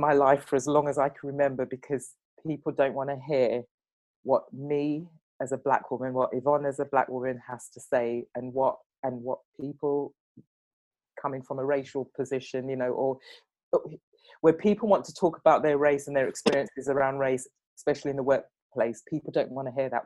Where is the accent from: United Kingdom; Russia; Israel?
United Kingdom; England; i was born and raised in england